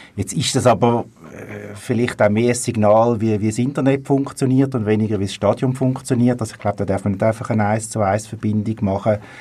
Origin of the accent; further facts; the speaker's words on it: Zurich, Switzerland; ich komme aus Zürich und darum schlägt mein Fußballherz ursprünglich für IF, für Young Fellows Zürich